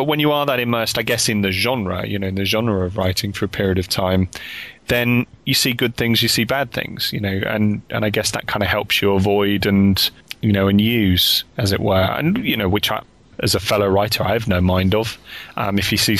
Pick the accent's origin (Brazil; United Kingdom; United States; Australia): United Kingdom; we're all from the United Kingdom and we're all sort of talking here from the different parts of the United Kingdom on Skype